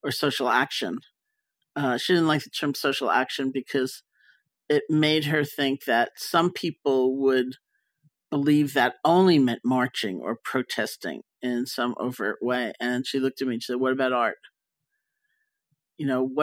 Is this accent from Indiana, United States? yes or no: no; New York, United States; also born or lived in Barre; I was growing up in Washington Heights